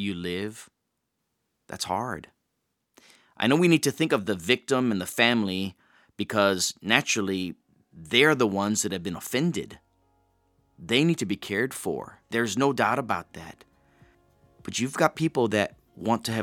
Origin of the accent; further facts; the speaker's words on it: Hawaii, United States; I grew up in Hawaii